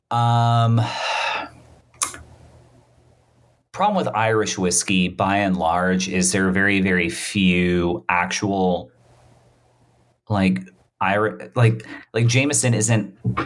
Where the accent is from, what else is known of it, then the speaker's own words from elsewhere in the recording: Bermuda; I was born in Bermuda